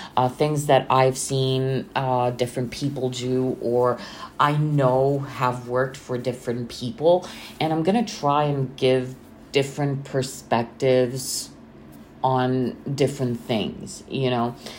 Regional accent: Bucharest, Romania; I'm from Romania, Bucharest

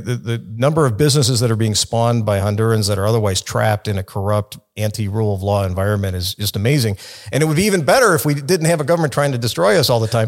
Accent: Chicago, Illinois, United States; I grew up in Chicago, in the city

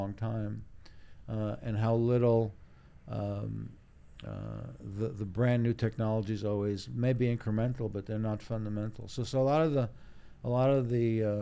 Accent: Israel; born in Israel, but my parents are European

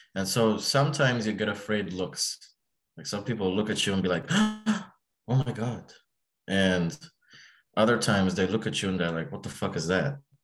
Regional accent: Egypt; now in United States; I'm from Egypt

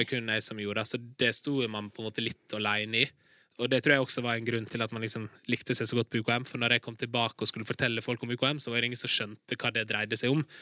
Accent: Larsnes, Møre og Romsdal, Norway; Jeg kommer fra Larsnes

